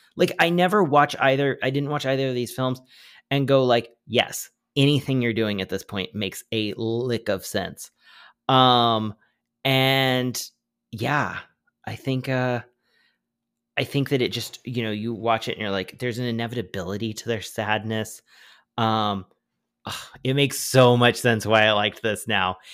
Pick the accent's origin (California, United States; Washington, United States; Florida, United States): California, United States; also born or lived in Oklahoma; I was born in California